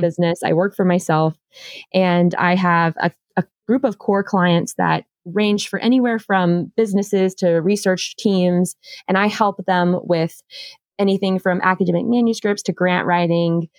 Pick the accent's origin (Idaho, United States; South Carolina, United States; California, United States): South Carolina, United States; Charleston; I'm originally from Charleston, South Carolina